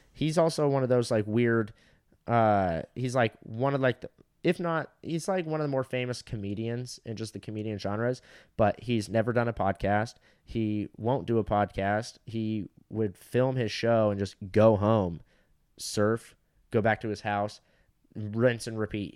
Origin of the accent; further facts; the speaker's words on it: Fountain Valley, California, United States; Fountain Valley is, like, my hometown